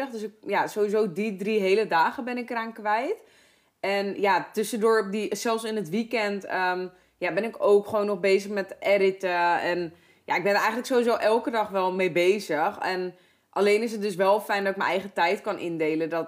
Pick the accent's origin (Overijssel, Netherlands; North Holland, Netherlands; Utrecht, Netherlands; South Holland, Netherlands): North Holland, Netherlands; Heerhugowaard; ik kom uit Herengewaard vandaan